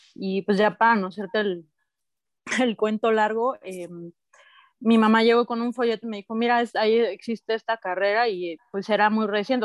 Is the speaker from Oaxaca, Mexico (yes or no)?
yes; Oaxaca, Mexico; also born or lived in Mexico City; yo nací en Ciudad de México, pero crecí en Oaxaca